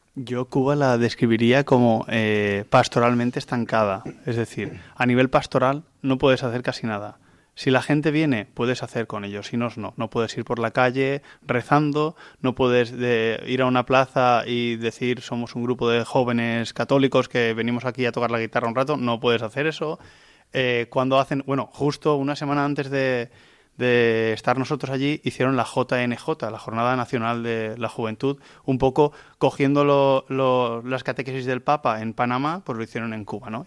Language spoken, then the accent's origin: Spanish; Vilamarxant, near Valencia, Valencian Community, Spain; soy de Vila Marchand, de una parroquia muy cerca de, Valencia